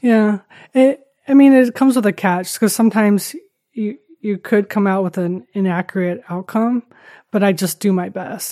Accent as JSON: {"language": "English", "country": "Taiwan", "tie": "born or raised there", "moved": "as an adult", "said": "I grew up in Taiwan. Um, was born to a, a Dutch man and Taiwanese mom. Uh, grew up in Taiwan and, uh, came here when I was eighteen for college, and then been here ever since."}